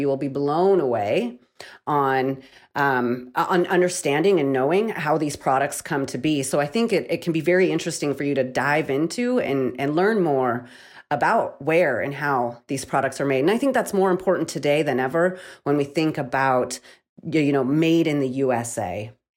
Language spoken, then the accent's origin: English; Missoula, Montana, United States; right here in my hometown of Missoula, Montana